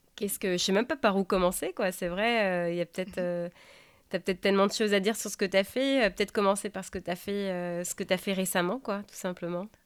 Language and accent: French; France; moved away as an adult; now in Seattle, United States; je suis française et je vous parle depuis Seattle.